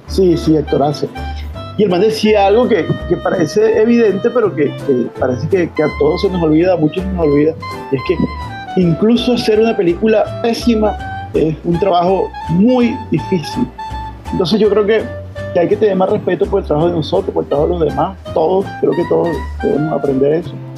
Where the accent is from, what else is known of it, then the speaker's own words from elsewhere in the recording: Valledupar, Cesar, Colombia; moved away; also born or lived in Barranquilla / Bogotá; yo soy de Valledupar, eh, aunque soy, me considero hijo adoptivo de Barranquilla.